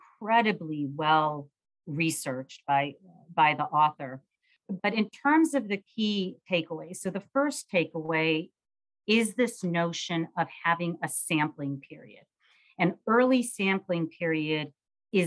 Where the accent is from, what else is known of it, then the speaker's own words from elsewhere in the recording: Midwest, United States; also born or lived in Manhattan, New York City; now in New York City, United States; I'm a Midwesterner that was transplanted to New York City and have been in Manhattan for the last 25 years or so